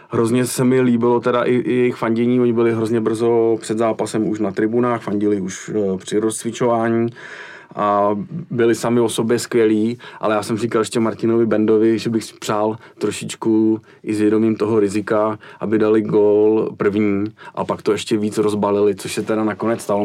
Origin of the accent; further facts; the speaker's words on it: Prague, Czechia; tady u nás v Praze